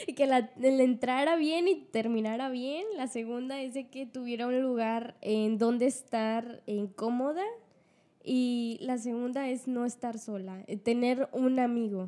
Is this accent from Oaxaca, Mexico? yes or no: no; Ciudad Valles, San Luis Potosí, Mexico; yo soy de Valles, soy Ciudad Valles, en Luis Potosí